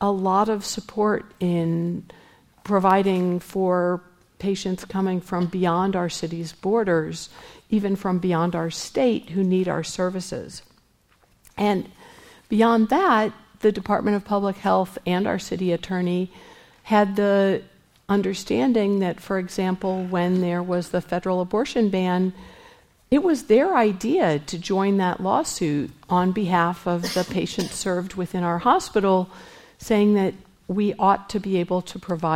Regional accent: Missouri, United States; now in San Francisco, United States; I'm from Missouri

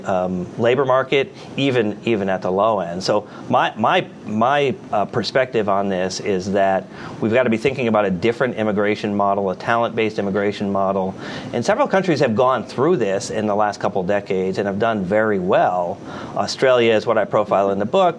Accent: United States; as an American

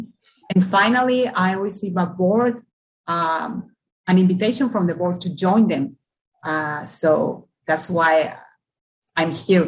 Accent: Tijuana, Baja California, Mexico; I was born and raised in Tijuana.

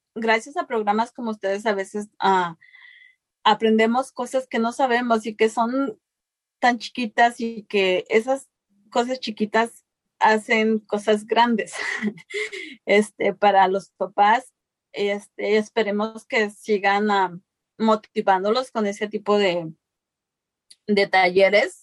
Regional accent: Mexico; now in United States; yo vengo de México, yo crecí en un lugar donde pues nuestra alimentación era lo que cosechábamos

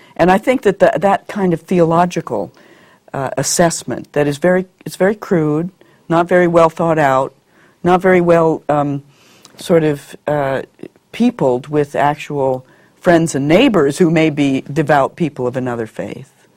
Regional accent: Montana, United States; moved away; growing up in Montana

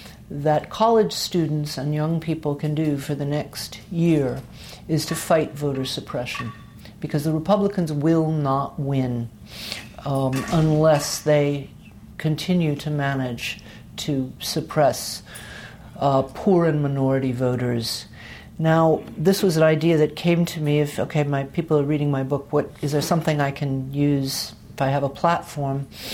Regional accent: the South, United States; Because I grew up in the South, they were my heroes.

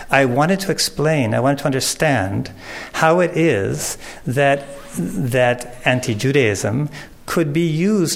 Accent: Chicago, Illinois, United States; I'm from Chicago

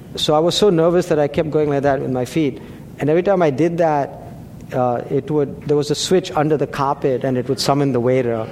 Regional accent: India; now in Atherton, United States; I grew up in India, we play cricket over there

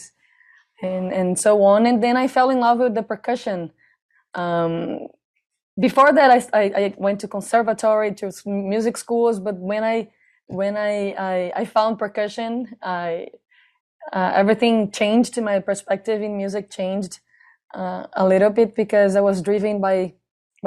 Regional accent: Recife, Pernambuco, Brazil; I'm from Recife

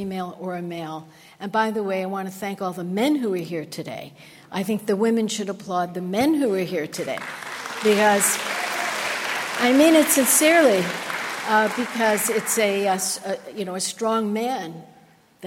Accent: New York, United States; I grew up in New York.

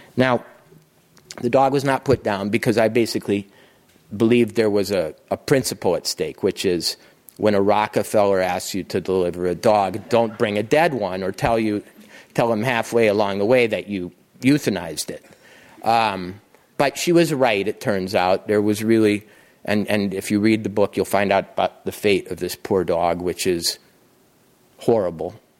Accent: Montana, United States; I was from Montana

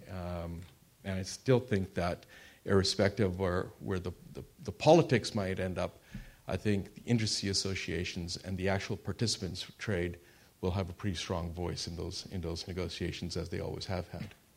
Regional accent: Canada; I am Canadian

